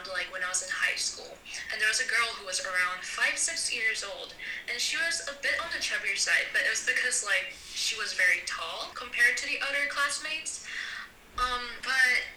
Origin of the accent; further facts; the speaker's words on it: South Korea; I was raised in Korea